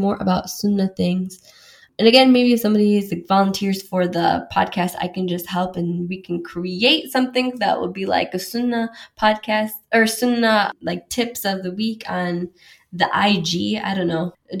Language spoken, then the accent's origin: English; Wisconsin, United States; moved away as an adult; now in London, United Kingdom; I grew up as like a Mexican, like white suburban girl, like in a small town in Wisconsin